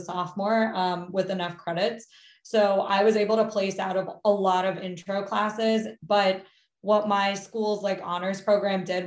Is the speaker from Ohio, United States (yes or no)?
no; Maryland, United States; also born or lived in Rockville, Maryland; I grew up in Maryland. Currently am in Rockville, Maryland.